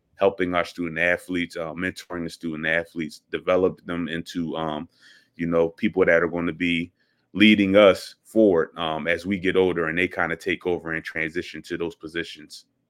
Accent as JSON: {"language": "English", "town": "Philadelphia", "region": "Pennsylvania", "country": "United States", "tie": "born or raised there", "also_born_or_lived": "St. Louis, Missouri", "moved": "as an adult", "said": "I am from Philadelphia, born and raised"}